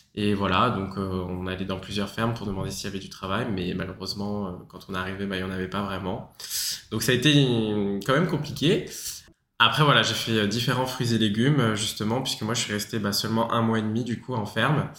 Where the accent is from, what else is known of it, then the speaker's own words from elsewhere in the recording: Paris, Île-de-France, France; moved away as an adult; now in Australia; je suis originaire de Paris